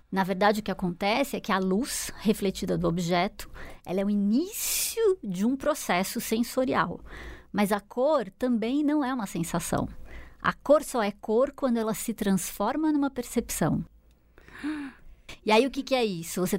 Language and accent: Portuguese; Brazil; also born or lived in Chicago; eu sou brasileira. E eu sou feliz por ter esse, esse clima maravilhoso que a gente tem.